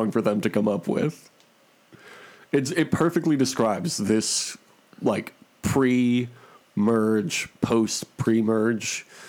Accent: Michigan, United States; moved away; any news articles I should be reading about my hometown

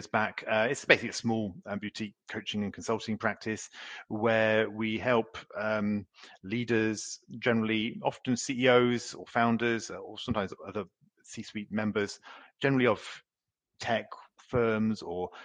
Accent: United Kingdom; moved away as an adult; also born or lived in Oxford / Paris; now in France; I'm a Brit, but I've lived in France now for 22 years

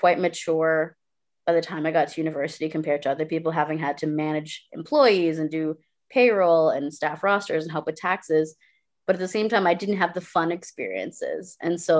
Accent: Brampton, Ontario, Canada; born there; Because I was born in Brampton, and at the time it was still quite white.

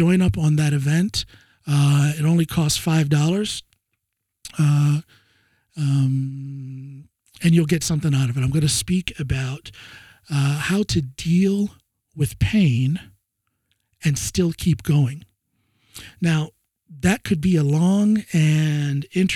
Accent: Ohio, United States; moved away as an adult; now in Norway; I'm from way out in the boonies, out in the sticks there

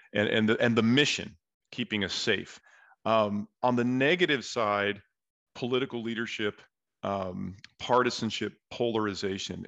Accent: San Diego, California, United States; I'm from San Diego

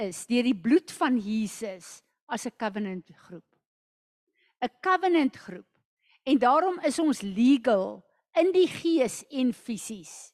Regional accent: South Africa; as 'n Suid-Afrikaner

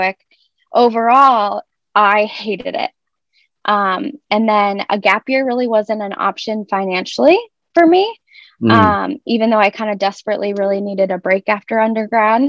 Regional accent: Arizona, United States; moved away as an adult; also born or lived in Ohio / High Point, North Carolina; now in Rochester, United States; I grew up in Arizona

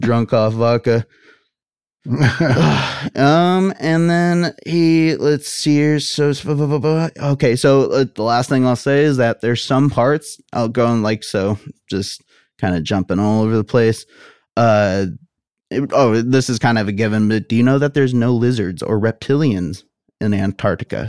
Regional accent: United States; I'm an American.

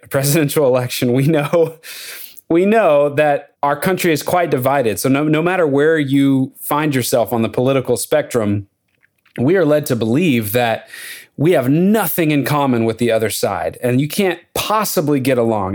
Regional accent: Lubbock, Texas, United States; moved away as an adult; now in Nashville, United States; I grew up in Lubbock, Texas, but I lived there from age four to eighteen

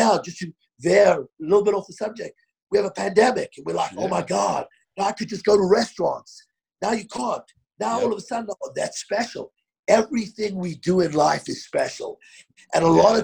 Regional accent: Johannesburg, Gauteng, South Africa; moved away as an adult; also born or lived in London; now in Denver, United States; I grew up in South Africa

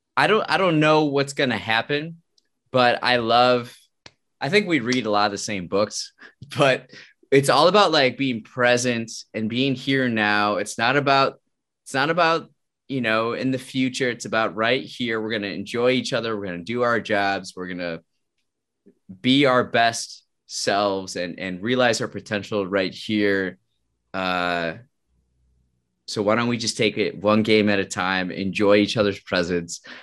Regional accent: Wisconsin, United States; I'm from Wisconsin

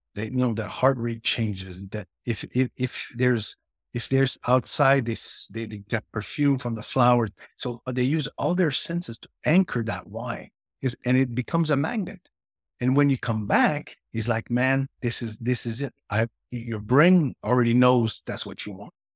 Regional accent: near Montreal, Quebec, Canada; I grew up in, near Montreal, Canada

